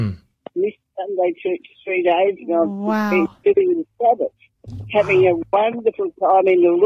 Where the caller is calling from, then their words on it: Caloundra, Queensland, Australia; Caloundra, Queensland.